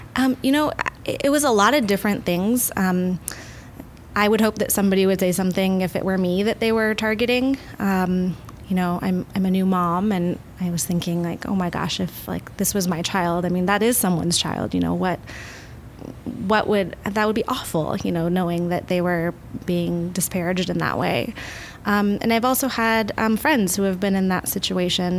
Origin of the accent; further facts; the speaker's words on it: Midwest, United States; now in Oregon, United States; I'm from the Midwest